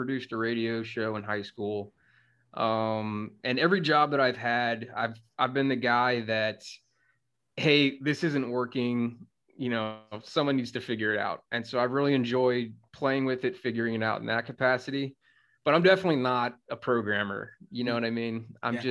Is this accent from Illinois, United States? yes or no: no; South Carolina, United States; moved away as an adult; also born or lived in Colorado / Wyoming; I'm from South Carolina